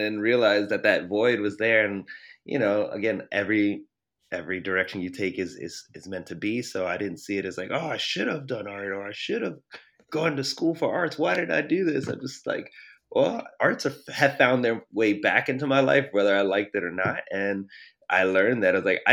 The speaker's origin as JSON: {"language": "English", "town": "Baltimore", "region": "Maryland", "country": "United States", "also_born_or_lived": "Canada", "moved": "as an adult", "lives_now": "Sacramento, United States", "said": "I'm from the East Coast, the Baltimore area"}